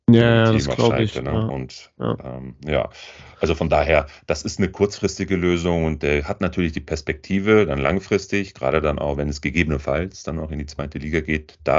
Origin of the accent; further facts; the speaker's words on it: Lippstadt, North Rhine-Westphalia, Germany; aus meinem Heim, aus meiner Heimatstadt, aus Lippstadt